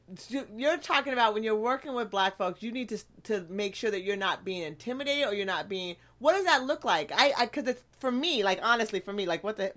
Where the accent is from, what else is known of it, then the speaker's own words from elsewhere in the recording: Eugene, Oregon, United States; I grew up in Eugene, but then I traveled the world with my family. So my view is really multicultural.